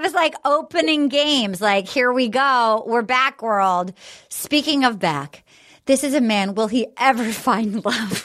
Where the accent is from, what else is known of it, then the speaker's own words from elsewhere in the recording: Little Compton, Rhode Island, United States; now in Los Angeles, United States; my hometown of oh. Little Compton, Rhode Island